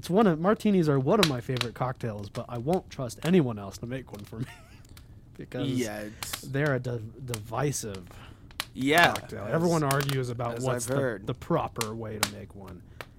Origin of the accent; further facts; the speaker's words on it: California, United States; accent: Southern California; I think I sound like I'm from Southern California